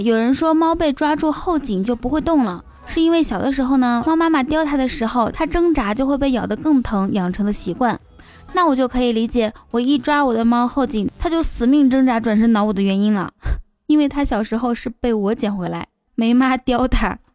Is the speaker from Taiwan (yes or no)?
no; Northeast China, China; 还有很多说唱里常见的词汇，咱们东北人早就已经贯彻到日常生活中了。